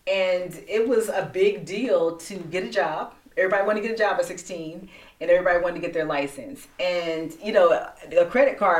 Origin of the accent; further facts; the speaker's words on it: United States; as an American culture